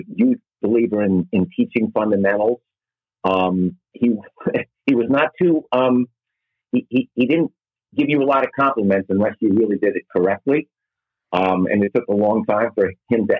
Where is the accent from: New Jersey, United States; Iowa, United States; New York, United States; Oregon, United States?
New York, United States; Great Neck; I grew up in Great Neck, which is a town on Long Island in New York